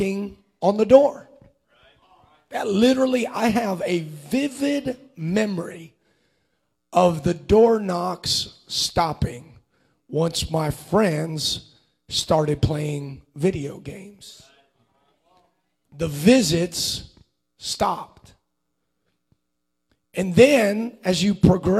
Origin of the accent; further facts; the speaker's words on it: Cincinnati, Ohio, United States; I grew up in Cincinnati, Ohio, for the majority of my childhood